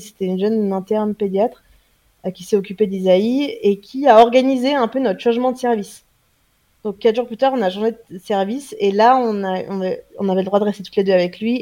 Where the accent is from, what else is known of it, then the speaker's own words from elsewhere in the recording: France; je suis française